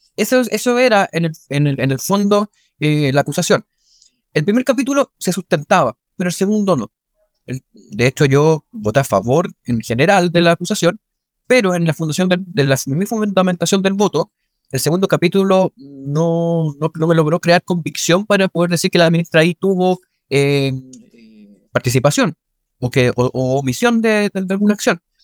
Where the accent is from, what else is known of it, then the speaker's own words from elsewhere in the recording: Chile; todos somos chilenas y chilenos